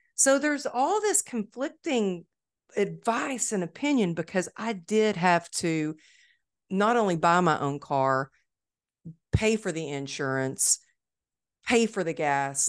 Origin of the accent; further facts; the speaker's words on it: Dallas, Texas, United States; It's my hometown